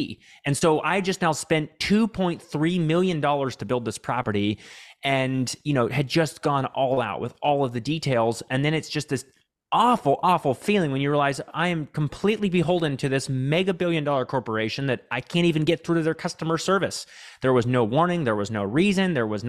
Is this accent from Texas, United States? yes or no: yes; Texas, United States; I grew up here in Central Texas on a farm with 9 siblings, actually.